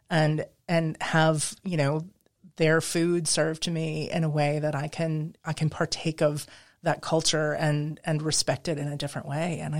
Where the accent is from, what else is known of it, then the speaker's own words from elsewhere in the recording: Midwest, United States; also born or lived in New England / Pacific Northwest; I grew up in the Midwest. I've lived in New England, Pacific Northwest.